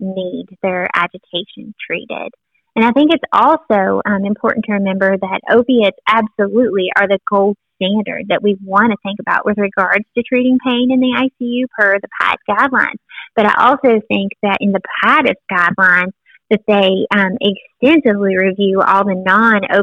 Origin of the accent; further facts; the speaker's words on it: Tennessee, United States; I'm from Tennessee